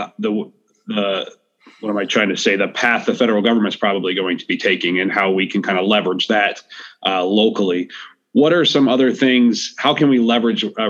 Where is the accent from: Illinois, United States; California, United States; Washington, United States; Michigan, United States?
Illinois, United States; Bloomington; I'm from Bloomington